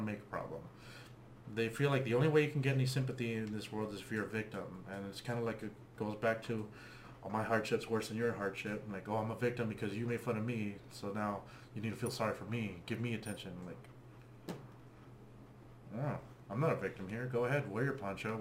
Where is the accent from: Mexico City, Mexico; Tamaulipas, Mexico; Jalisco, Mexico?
Tamaulipas, Mexico; Rio Bravo; now in United States; I grew up in Mexico. We had our, like, my dad's from Rio Bravo, Tamaulipas, and we had a ranch over, like, a few miles out. And that's, like, we grew up there